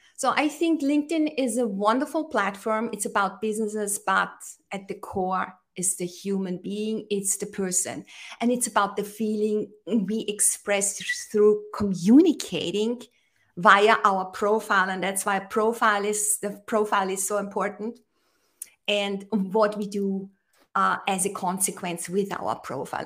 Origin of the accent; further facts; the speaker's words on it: Austria; I am in Austria. I'm originally from Austria